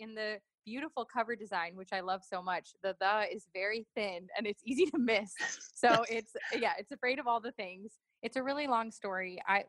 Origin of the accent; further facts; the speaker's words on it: New York, United States; also born or lived in Los Angeles / Miami; I grew up in New York, LA, and Miami, and lived in townhouses and apartments and suburbs.